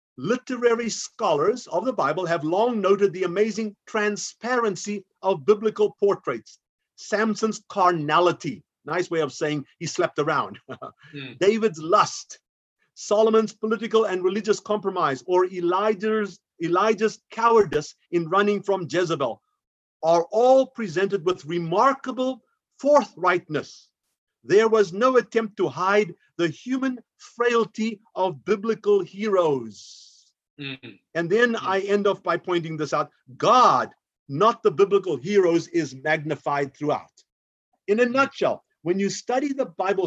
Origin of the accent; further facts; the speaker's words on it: South Africa; I'm an African, born and raised in South Africa